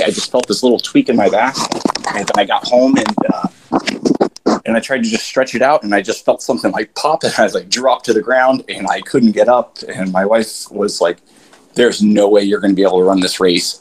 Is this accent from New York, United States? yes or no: no; Florida, United States; moved away as an adult; now in Montana, United States; originally uh, born and raised in Florida. I recently moved to Montana two years ago